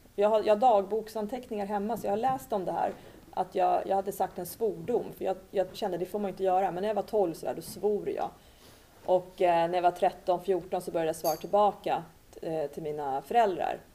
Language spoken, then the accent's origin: Swedish; Sweden; moved away as an adult; also born or lived in Cyprus; flyttade ut i en lägenhet i en förort och min mamma blev hemmafru. Och eh, den här miljön då som jag växte upp i med mina syskon